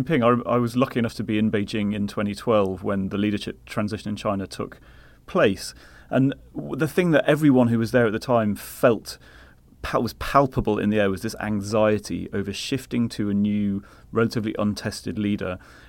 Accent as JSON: {"language": "English", "region": "London", "country": "United Kingdom", "lives_now": "New York, United States", "said": "Well, so obviously I came from London to now based in New York"}